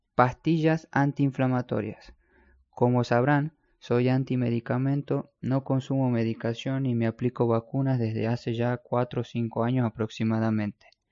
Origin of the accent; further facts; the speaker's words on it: Argentina; also born or lived in Spain; en mi país, en Argentina